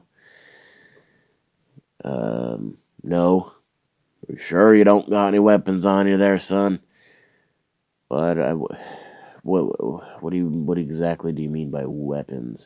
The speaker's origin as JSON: {"language": "English", "country": "Canada", "said": "Where are you from? Canada."}